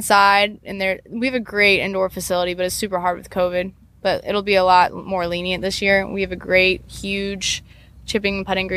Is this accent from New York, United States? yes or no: no; Columbia, South Carolina, United States; now in Kentucky, United States; I'm just from Columbia, where our winters is 40 degrees